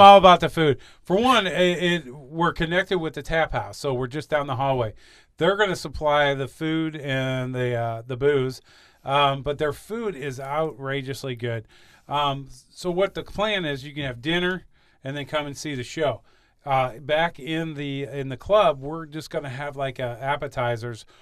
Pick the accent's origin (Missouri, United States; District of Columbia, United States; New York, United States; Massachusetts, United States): Missouri, United States; Saint Charles County; I was raised here in Saint Charles County